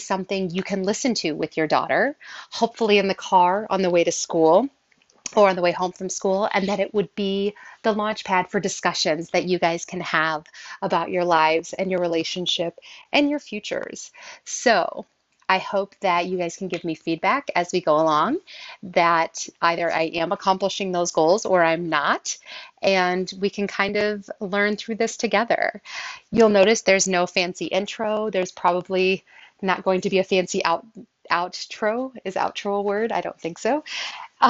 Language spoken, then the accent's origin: English; Southern Illinois, United States; I grew up in Southern Illinois